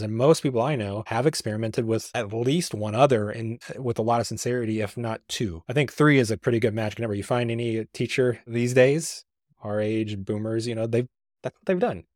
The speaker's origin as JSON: {"language": "English", "region": "Missouri", "country": "United States", "tie": "born or raised there"}